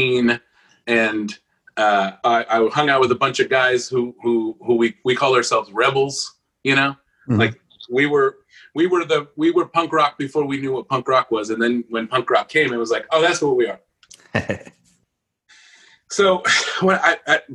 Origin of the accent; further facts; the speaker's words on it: Los Angeles, California, United States; now in Nashville, United States; born in East L.A., I'm also from East L.A.